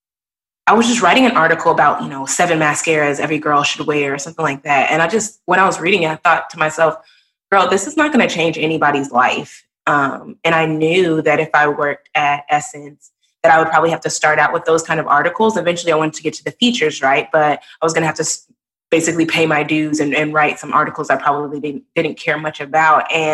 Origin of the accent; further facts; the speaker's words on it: Texas, United States; moved away as an adult; also born or lived in New Orleans; they saw that I was from Texas